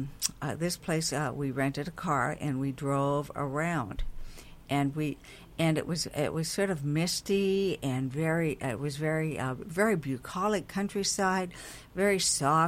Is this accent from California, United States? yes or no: no; Montana, United States; now in Hawaii, United States; I grew up in Montana